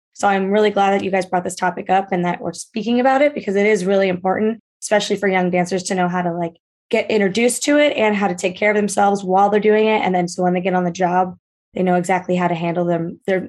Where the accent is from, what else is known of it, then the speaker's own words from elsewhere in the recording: Baltimore, Maryland, United States; moved away as an adult; now in Los Angeles, United States; I grew up in Baltimore, Maryland, in a super competitive environment